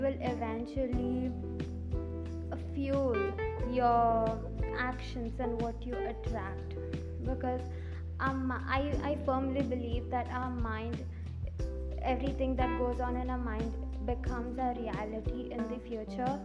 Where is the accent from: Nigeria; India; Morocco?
India; English is a second language; English is not my primary language. I am from India